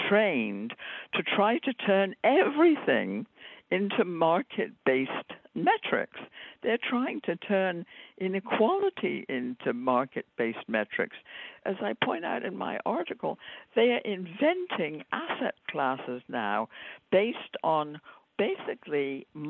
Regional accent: United Kingdom; moved away; I grew up in Britain at a time when it was still

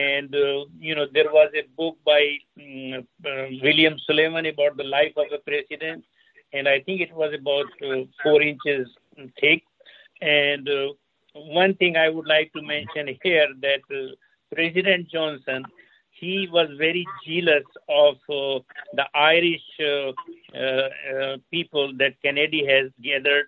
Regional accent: India; moved away as an adult; also born or lived in Iran / United States; I left my hometown in India to the Aligarh University in 1961

